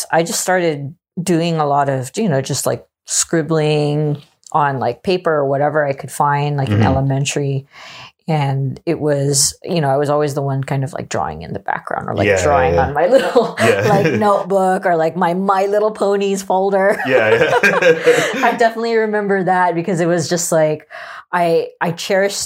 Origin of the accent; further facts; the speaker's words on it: Oahu, Hawaii, United States; moved away; in Hawaii, where I'm originally from Oahu